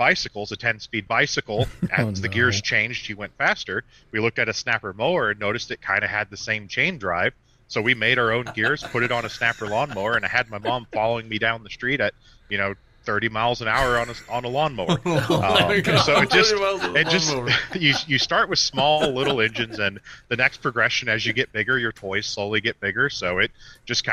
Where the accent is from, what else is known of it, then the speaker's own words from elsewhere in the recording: Rockford, Illinois, United States; I grew up in Rockford, so you'd have snow a lot